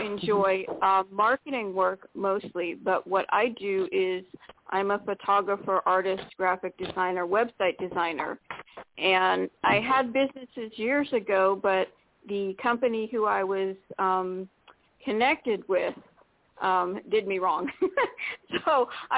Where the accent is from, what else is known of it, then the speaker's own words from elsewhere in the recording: Florida, United States; from Florida